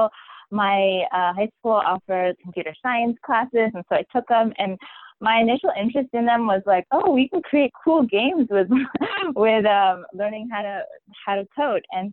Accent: Bay Area, California, United States; moved away as an adult; I grew up in the Bay Area my whole life

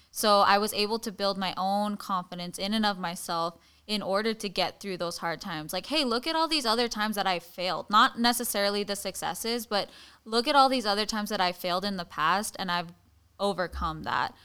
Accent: Hawaii, United States; growing up in Kamehameha schools and in Hawaii

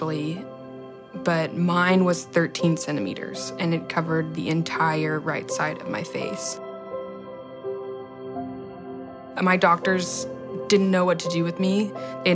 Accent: Friendswood, Texas, United States; I'm 23 years old, and I'm from Friendswood, Texas

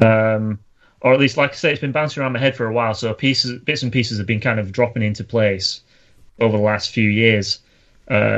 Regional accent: Yorkshire and the Humber, United Kingdom; accent: northern; I'm from Yorkshire. We come out speaking eloquent English like from day one.

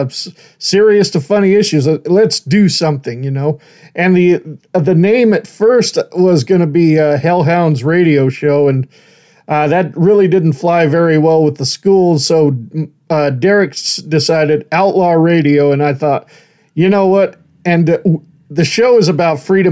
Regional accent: Idaho, United States; also born or lived in the South; I'm originally from Idaho

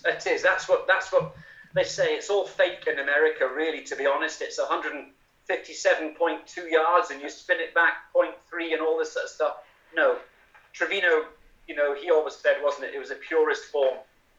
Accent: United Kingdom; if I had a choice, yes, the Open would be the one to win as a Brit.

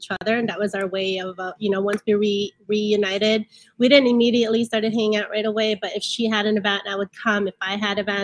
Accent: Chicago, Illinois, United States; coming from immigrant families, and then growing up in Chicago, in the streets of Chicago

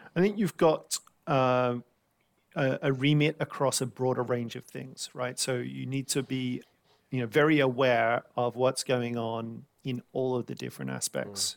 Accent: Sydney, New South Wales, Australia; now in London, United Kingdom; growing up around Sydney

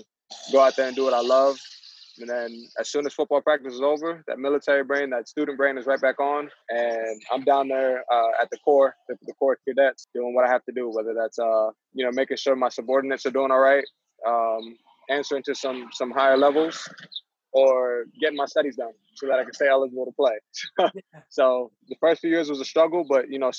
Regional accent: Port Jefferson, New York, United States; I grew up in Port Jeff, but on the border of Selden

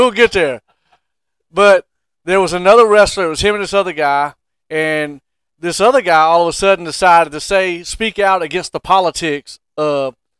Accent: Hampton, Virginia, United States; I grew up in Hampton, Virginia.

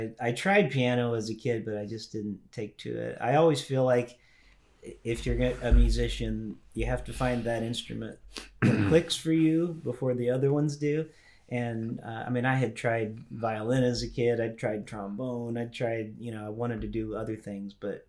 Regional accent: Louisville, Kentucky, United States; also born or lived in Indiana / Tennessee; Well, I was born in Louisville, Kentucky. And because my dad was a pastor, we moved a lot. So I kind of grew up in Kentucky, Indiana. We lived Tennessee for a bit.

